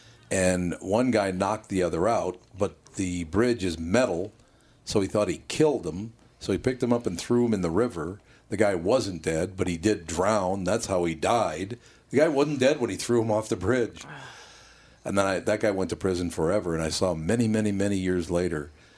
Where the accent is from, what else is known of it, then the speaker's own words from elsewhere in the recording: Minneapolis, Minnesota, United States; growing up on Plymouth Avenue back in that era